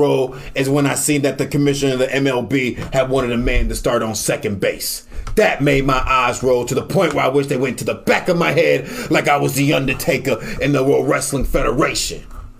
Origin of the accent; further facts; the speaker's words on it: New York City, New York, United States; I'm from New York City. The only time I see grass is when I go to the Bronx.